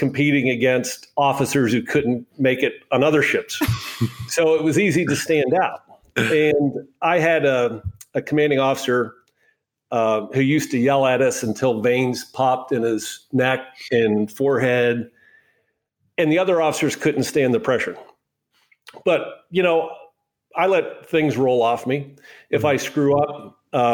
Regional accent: Altoona, Pennsylvania, United States; moved away as an adult; also born or lived in Annapolis, Maryland; now in Miami Beach, United States; I'm from Altoona, Pennsylvania, and I played football.

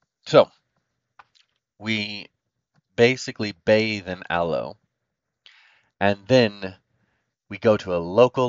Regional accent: United States; As an American

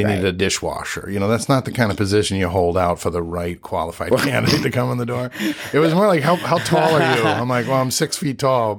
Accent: Brooklyn, New York, United States; I grew up in Brooklyn, New York, born and raised. Born and raised.

